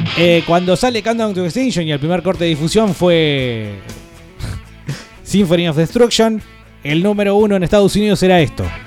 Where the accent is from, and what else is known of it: Buenos Aires, Argentina; born or raised there; also born or lived in Mar del Plata; now in Neuquén, Argentina